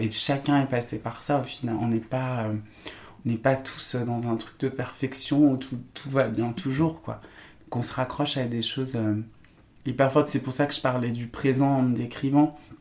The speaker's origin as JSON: {"language": "French", "town": "Saint-Étienne", "region": "Auvergne-Rhône-Alpes", "country": "France", "tie": "born or raised there", "moved": "as an adult", "said": "Saint-Étienne, ouais, je, j'ai, grandi toute mon enfance là-bas jusqu'à mes 18-19 ans"}